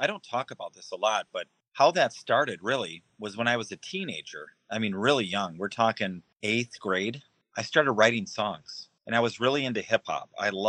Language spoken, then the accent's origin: English; Racine, Wisconsin, United States; moved away as an adult; also born or lived in Illinois / Florida / Minnesota; now in Iowa, United States; I was born and raised in Racine, Wisconsin, which is just outside Milwaukee. But my career has kind of taken me all across the country, from Wisconsin to Illinois to Florida, Minnesota, and now Iowa.